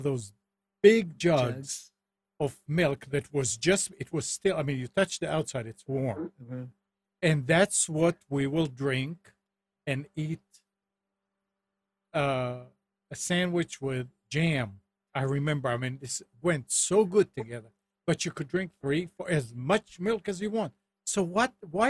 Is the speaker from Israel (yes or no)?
yes; Israel; moved away; I grew up in Israel.